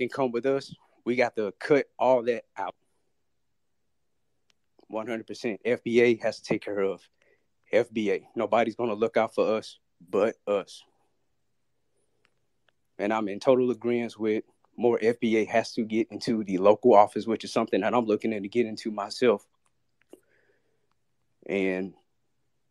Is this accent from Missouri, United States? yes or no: yes; St. Louis, Missouri, United States; now in San Antonio, United States; I currently live in San Antonio, but I'm originally from St. Louis, Missouri